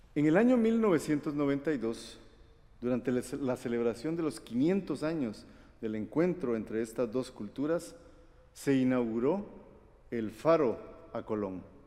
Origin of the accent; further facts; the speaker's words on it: Guatemala; moved away; also born or lived in Costa Rica; yo nací en Guatemala. Y también soy costarricense